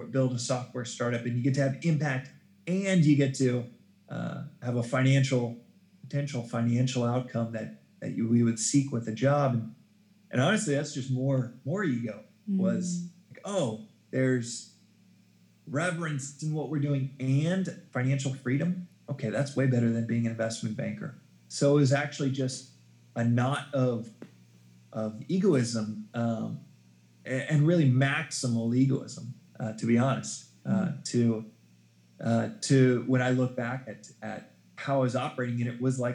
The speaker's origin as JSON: {"language": "English", "town": "Dallas", "region": "Texas", "country": "United States", "tie": "born or raised there", "also_born_or_lived": "South Africa", "moved": "yes", "said": "growing up in Dallas, Texas, a very Bible Belt"}